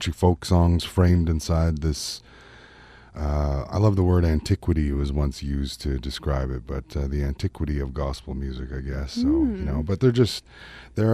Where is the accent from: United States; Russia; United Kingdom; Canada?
Canada; I am Canadian singer-songwriter